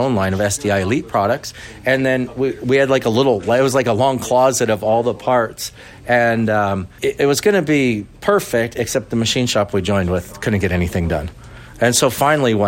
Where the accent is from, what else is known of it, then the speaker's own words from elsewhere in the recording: Saskatchewan, Canada; accent: Canadian; moved away as an adult; now in Lake Elsinore, United States; Canada originally